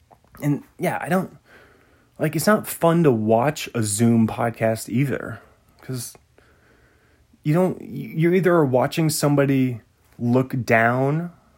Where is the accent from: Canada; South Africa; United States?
United States; New England; accent: New England; That's my New England accent. You got lots of ponds up here in New England.